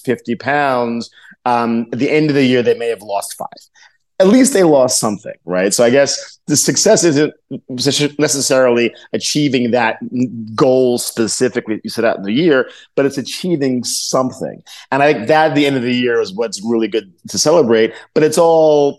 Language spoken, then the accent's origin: English; New York, United States; being a New Yorker